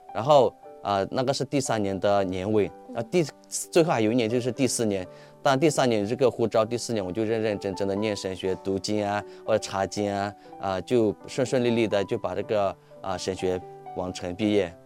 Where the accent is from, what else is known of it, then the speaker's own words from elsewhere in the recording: Myanmar; accent: Yunnanese; Chinese is a second language; also born or lived in Bangpa village, Myanmar (birthplace); 我出生是在邦跑村，现在我们有从邦跑村搬到霍北村。嗯。所以我们不到的时候，我们就去到我成长的，啊，霍北村，啊，不是邦跑村。嗯。邦跑村是出生的地方嘛